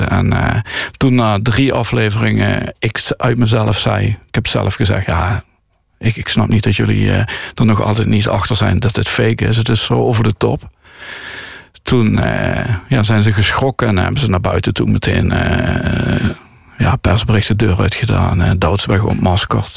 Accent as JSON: {"language": "Dutch", "town": "Landgraaf", "region": "Limburg", "country": "Netherlands", "tie": "born or raised there", "moved": "yes", "lives_now": "Tilburg, Netherlands", "said": "Ik groeide op in Landgraaf"}